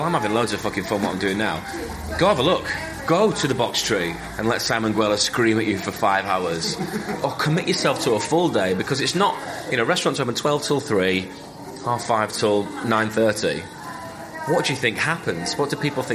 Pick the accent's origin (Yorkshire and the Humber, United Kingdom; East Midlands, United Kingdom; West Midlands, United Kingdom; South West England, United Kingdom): Yorkshire and the Humber, United Kingdom; Leeds; I grew up on Sunday roasts in the arsehole of Leeds with my grandparents and my parents